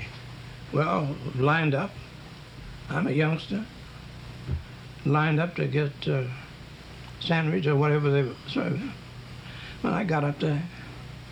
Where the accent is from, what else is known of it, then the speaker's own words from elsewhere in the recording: Mississippi, United States; moved away; also born or lived in Chicago; Even if I was from Mississippi, although I got away from that.